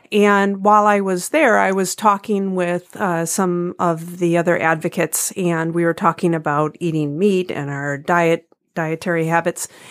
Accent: United States; as an American

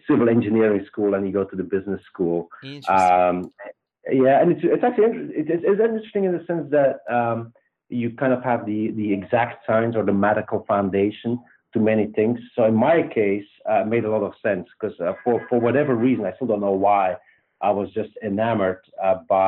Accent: Belgium; accent: Belgian; moved away as an adult; also born or lived in Luxembourg; now in United States; I grew up in Belgium, pretty much lived there till I was 26

